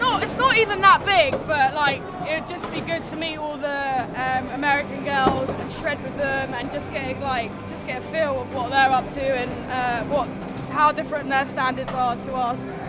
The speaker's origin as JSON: {"language": "English", "region": "London", "country": "United Kingdom", "tie": "born or raised there", "said": "I'm from London."}